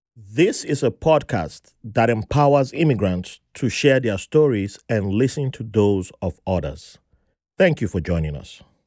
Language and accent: English; Nigeria; moved away as an adult; I grew up in Nigeria